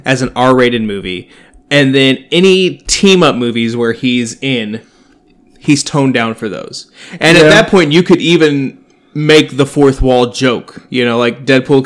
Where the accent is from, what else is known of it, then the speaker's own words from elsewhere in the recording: United States; I'm from Hamilton County